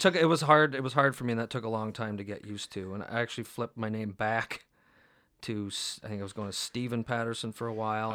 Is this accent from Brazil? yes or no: no; Canada